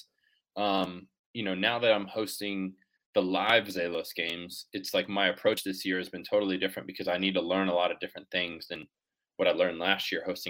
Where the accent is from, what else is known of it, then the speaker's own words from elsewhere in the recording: Jacksonville Beach, Florida, United States; I'm from Jacksonville Beach